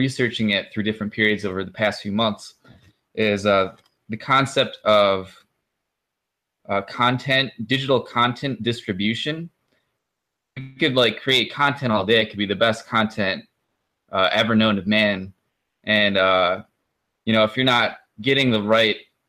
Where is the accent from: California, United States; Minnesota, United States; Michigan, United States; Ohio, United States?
Michigan, United States; also born or lived in Kalamazoo, Michigan; I am from Michigan, lived all over Michigan, currently in Kalamazoo